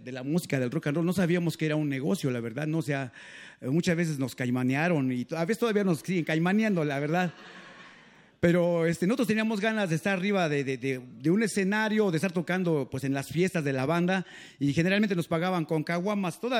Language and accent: Spanish; San Juan Ixtenco, Tlaxcala, Mexico; now in Texcoco, Mexico; avecindamos en Texcoco y ahí eh, agarró el nombre de … por Texcoco, Texcoco, pero nosotros somos de Tlaxcala, del pueblo de San Juan Ixtenco.